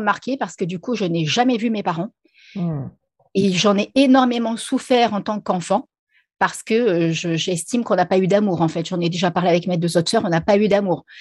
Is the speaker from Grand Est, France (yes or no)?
yes; Reims, Grand Est, France; moved away as an adult; now in La Réunion, France; je suis originaire de Reims à la base, hein, même si maintenant je suis à La Réunion, mais je suis originaire de Reims.